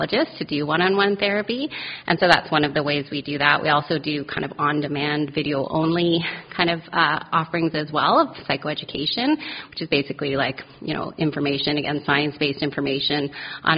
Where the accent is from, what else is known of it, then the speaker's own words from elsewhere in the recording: Calgary, Alberta, Canada; moved away as an adult; also born or lived in Vancouver, Canada; now in Halifax, Canada; I grew up in Calgary, and I've been in Halifax since 2007.